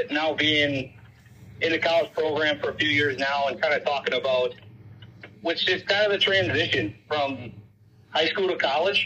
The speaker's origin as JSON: {"language": "English", "town": "Sparta", "region": "Wisconsin", "country": "United States", "tie": "born or raised there", "said": "I'm originally from Sparta, Wisconsin. I graduated there in 2009."}